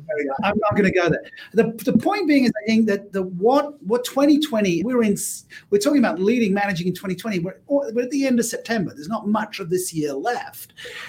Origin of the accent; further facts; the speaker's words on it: Australia; I can't tell you what the name of the game was because being Australian, it was suitably irreverent.